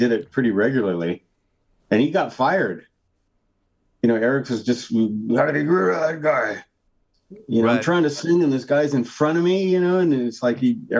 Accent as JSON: {"language": "English", "region": "California", "country": "United States", "tie": "born or raised there", "also_born_or_lived": "Salinas / Cloverdale / Calistoga / Watsonville", "said": "I moved around a lot. I was born in Salinas, California, which is near Monterey."}